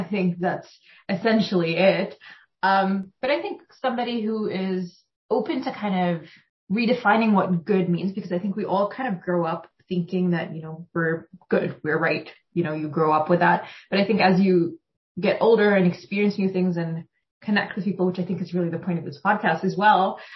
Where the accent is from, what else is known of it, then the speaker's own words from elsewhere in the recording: Doha, Qatar; now in Canada; Doha, Qatar. I grew up in the Middle East